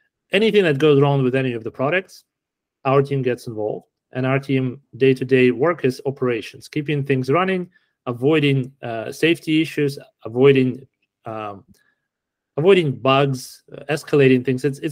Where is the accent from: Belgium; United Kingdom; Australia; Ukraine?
Ukraine; Kharkiv, Kharkiv Oblast; also born or lived in Canada; now in Silicon Valley, United States; I was born in Kharkiv. I grew up in Ukraine, then I immigrated to Canada, and then I landed here in Silicon Valley